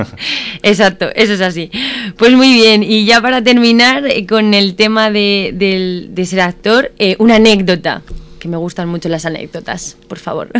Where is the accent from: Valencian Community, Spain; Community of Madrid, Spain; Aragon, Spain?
Community of Madrid, Spain; Morata de Tajuña; aquí en mi pueblo